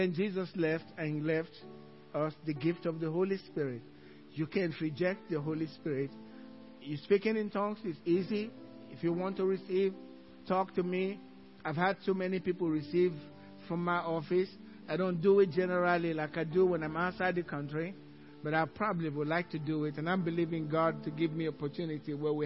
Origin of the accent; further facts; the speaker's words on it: Nigeria; English is a second language; now in Cypress, United States; Some in English, some in my native tongue. The way Americans say it, Nigerian.